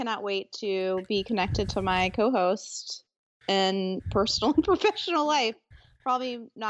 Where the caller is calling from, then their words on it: Memphis, Tennessee, United States; I'm fantastic. I'm reporting from Memphis, Tennessee.